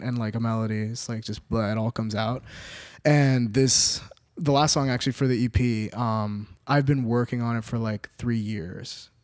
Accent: Orlando, Florida, United States; moved away as an adult; now in Los Angeles, United States; born and raised in Orlando, Florida.

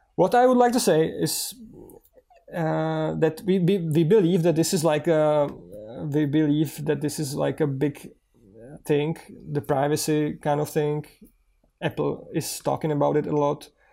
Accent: Czechia; so far the app is in English and in Czech because we are from Czech Republic.

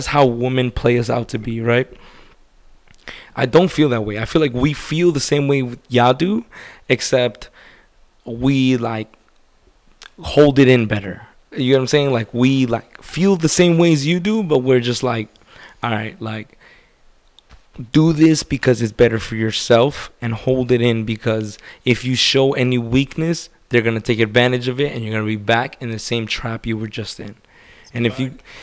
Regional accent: New York, United States; I'm a New Yorker.

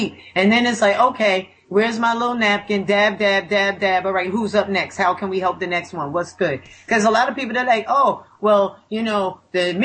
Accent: Elmsford, New York, United States; I grew up in Elmsford, New York, 10523

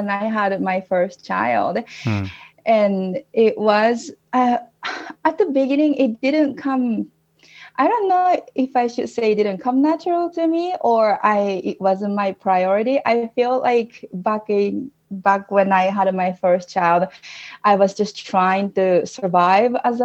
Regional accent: Japan; English is a second language; moved away as an adult; now in Utah, United States; born and raised in Japan, and I left Japan when I was 21, I think. And it's been about 11 years since I moved to the States from Japan.

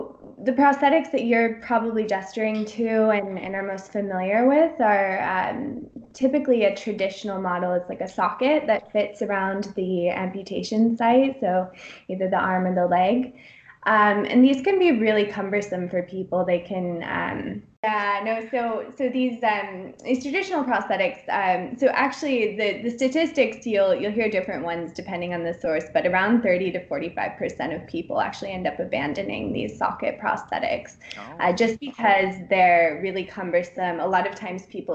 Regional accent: San Francisco, California, United States; moved away as an adult; also born or lived in Pennsylvania / Bend, Oregon / Durham, North Carolina / Boulder, Colorado; now in Sweden; I'm from the West Coast originally. I was born actually in Pennsylvania, but moved to San Francisco area when I was one

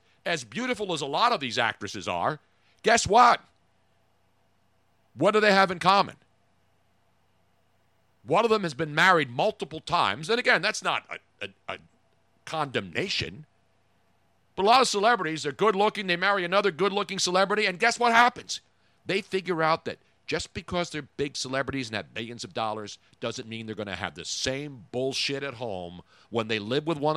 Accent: Philadelphia, Pennsylvania, United States; I grew up in Philly. Everybody knows I did

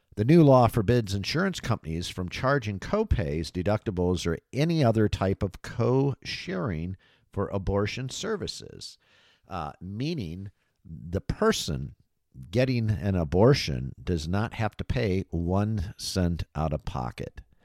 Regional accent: Michigan, United States; moved away as an adult; also born or lived in Florida; back home to my home state here of Michigan

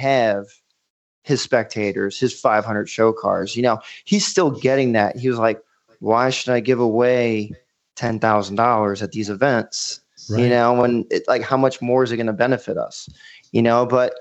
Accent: New York, United States; now in Myrtle Beach, United States; I'm from New York

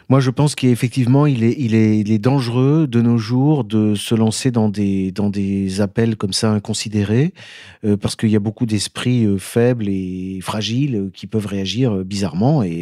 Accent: Grenoble, Auvergne-Rhône-Alpes, France; moved away; je suis vraiment Grenoblois.

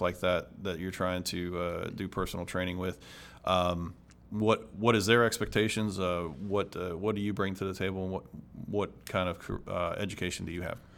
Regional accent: Ohio, United States; I grew up in Ohio

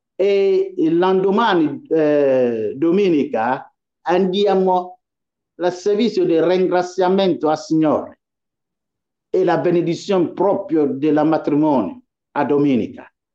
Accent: Ghana; now in Italy; essere cristiano in Ghana, che è il mio paese

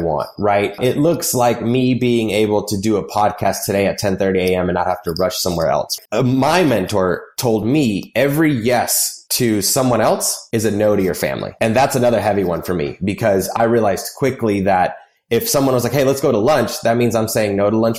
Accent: Nashville, Tennessee, United States; I grew up in Nashville

